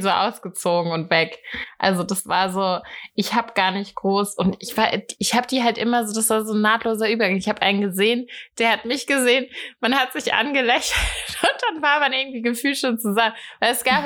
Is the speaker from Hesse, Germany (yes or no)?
yes; Hattenheim, Hesse, Germany; Ich bin in Hattenheim groß geworden. Ähm, das ist ein kleines Dorf